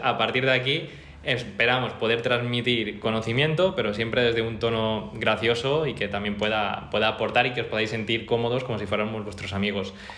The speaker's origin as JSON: {"language": "Spanish", "area": "Mallorca", "region": "Balearic Islands", "country": "Spain", "also_born_or_lived": "Barcelona", "moved": "as an adult", "said": "yo soy un chico de Mallorca que me vine a estudiar a Barcelona"}